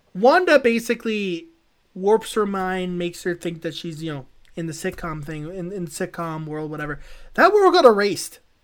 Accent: Canada; a Canadian citizen who doesn't wanna be taken away from my family

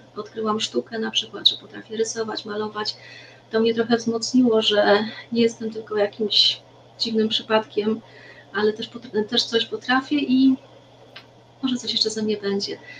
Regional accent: Racibórz, Silesian Voivodeship, Poland; now in Bielsko-Biała, Poland; ja jestem z Raciborza. E, tam się urodziłam.

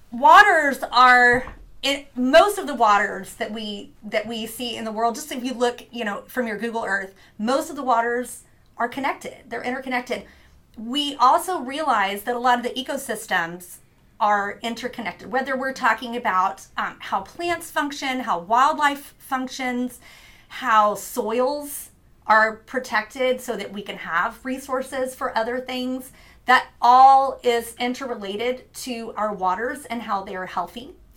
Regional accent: Louisiana, United States; born there; also born or lived in New Orleans / Mobile, Alabama; now in Corpus Christi, United States; I was born in Plaquemines Parish, Louisiana, lived in New Orleans, lived in Mobile, Alabama, some inland places as well, but most of it has been spending my life on the Gulf Coast.

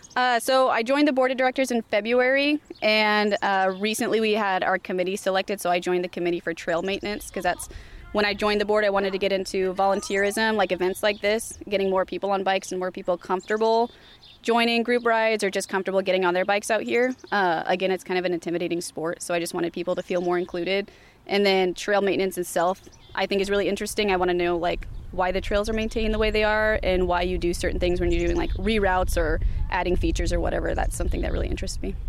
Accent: California, United States; also born or lived in Iowa City; now in Des Moines, United States; I'm originally from California. I moved here from Iowa City uh, two years ago to Des Moines.

